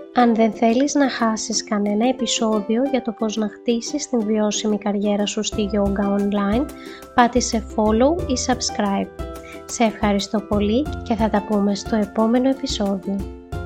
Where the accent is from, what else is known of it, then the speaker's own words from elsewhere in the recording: Greece; σαν Έλληνες